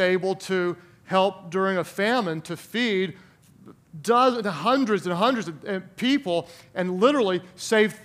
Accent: Oklahoma, United States; a rural town in my home state, Oklahoma

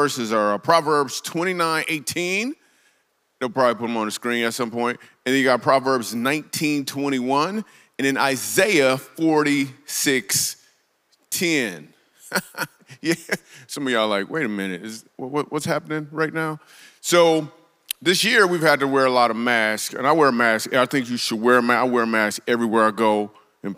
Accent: Grand Rapids, Michigan, United States; I grew up in Grand Rapids, Michigan

